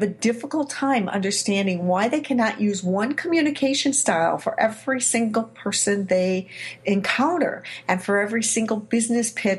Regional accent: Chicago, Illinois, United States; my hometown, Chicago, Illinois

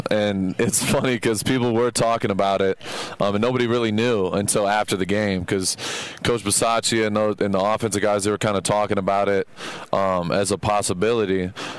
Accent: Texas, United States; I'm from Texas. I've heard that accent before

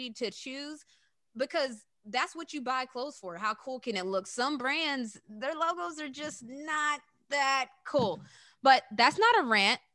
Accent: West Virginia, United States; we're from West Virginia

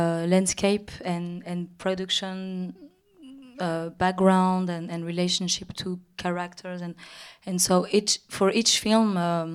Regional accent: Paris, Île-de-France, France; even if I grew up in Paris in Europe, and that my intellectual artistic influences and background are built by a very Western culture, I think my African origins, and I don't know how to say my African, the African part of me

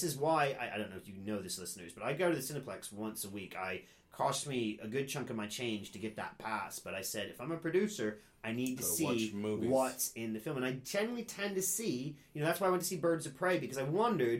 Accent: Cincinnati, Ohio, United States; born or raised there

